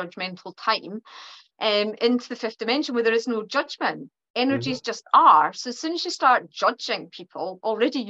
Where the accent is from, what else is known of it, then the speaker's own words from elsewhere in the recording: Perthshire, Scotland, United Kingdom; accent: Scottish; my Scottish accent is actually quite mild because I'm from Perthshire, which is the middle of Scotland